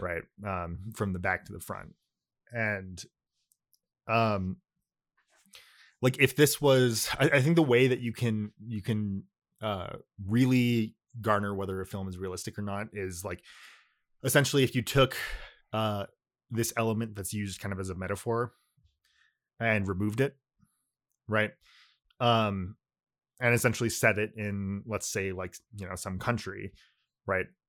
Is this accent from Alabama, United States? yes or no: no; California, United States; first language Japanese; English is a second language; I grew up in California, but, uh, like, you know, in, like, a Japanese community